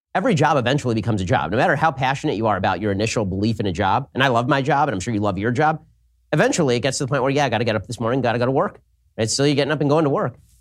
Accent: California, United States; I'm from California

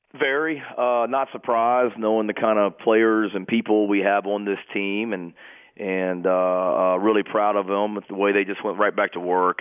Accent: New Jersey, United States; I'm from Jersey

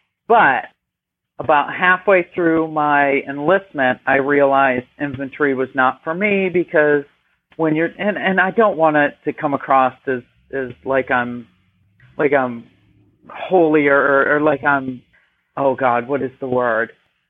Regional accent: New York, United States; moved away as an adult; also born or lived in Alabama; I am originally from New York.

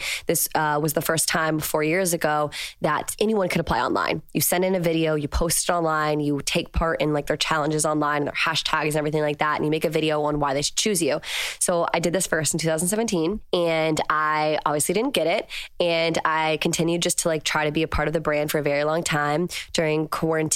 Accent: Virginia, United States; moved away as an adult; now in Los Angeles, United States; I'm from Virginia and I live in Los Angeles now

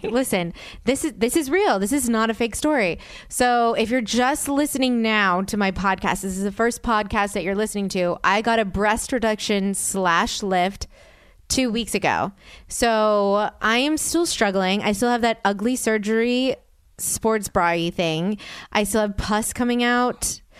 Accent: New Orleans, Louisiana, United States; I'm from New Orleans.

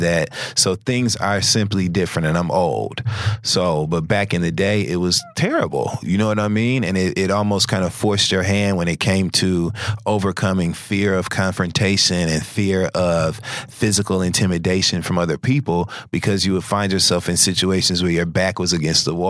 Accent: Detroit, Michigan, United States; growing up in Detroit

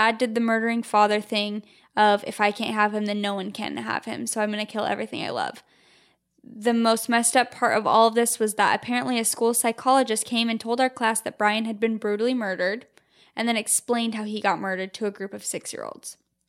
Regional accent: East Coast, United States; Okay, so I'm from the East Coast, and I have had two super scary things happen.

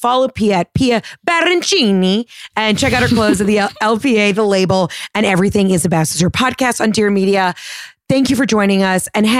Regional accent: United States; As an American

